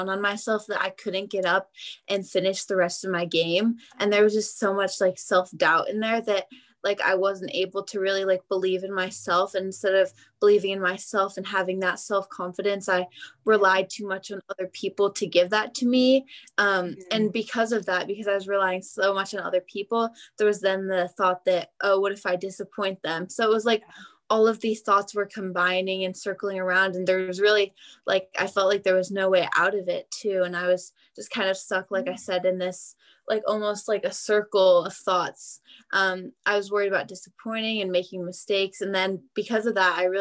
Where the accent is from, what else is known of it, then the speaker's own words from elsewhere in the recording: Beaverton, Oregon, United States; I am from Beaverton, Oregon, which is just outside of Portland